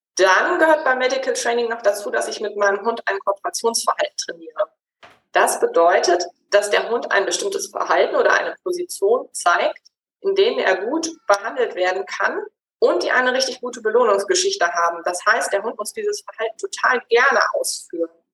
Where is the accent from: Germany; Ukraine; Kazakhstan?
Germany; Gütersloh, North Rhine-Westphalia; moved away as an adult; also born or lived in Switzerland; Ich komme ursprünglich aus Gütersloh bin der Liebe wegen in die Schweiz gezogen und dann allerdings wieder in die Heimat zurück